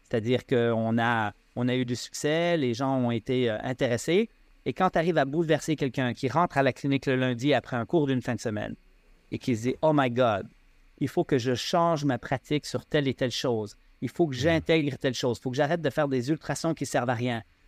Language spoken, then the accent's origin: French; Switzerland; now in Quebec, Canada; je suis suisse, là, quand même, d'origine